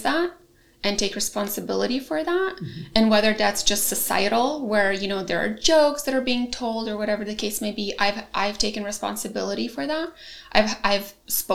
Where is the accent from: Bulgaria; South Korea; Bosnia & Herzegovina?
Bosnia & Herzegovina; also born or lived in Germany / Croatia; now in United States; I was born in Bosnia